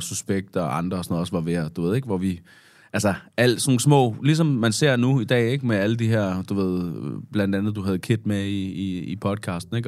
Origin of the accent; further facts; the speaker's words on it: Svendborg, Southern Denmark, Denmark; i Svendborg øh, hvor jeg er fra